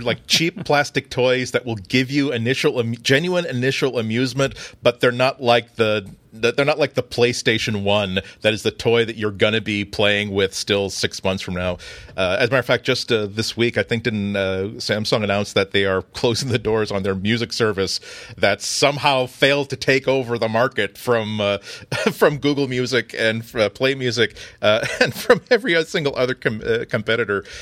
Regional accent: United States; I'm an American

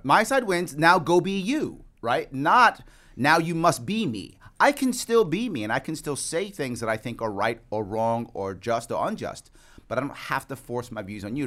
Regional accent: New York City, New York, United States; also born or lived in Queens, New York City; I was born in Manhattan, raised in the, in the South Bronx. I live in Queens

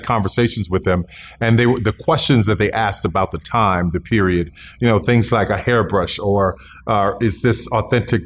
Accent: the South, United States; growing up in the South and having parents who endured Jim Crow and spending summers in rural Louisiana

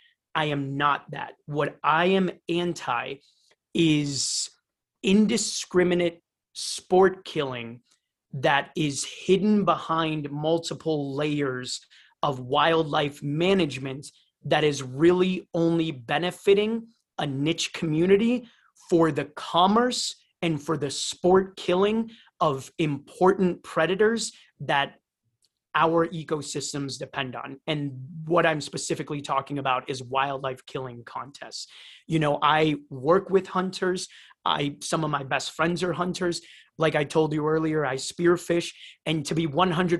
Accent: Cleveland, Ohio, United States; moved away as an adult; also born or lived in Rio de Janeiro, Brazil; now in Costa Rica; grew up in Cleveland, Ohio

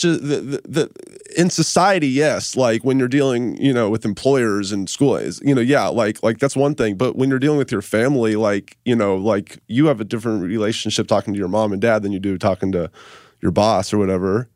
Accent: Memphis, Tennessee, United States; now in Los Angeles, United States; I'm from Memphis, but then I moved out here to L

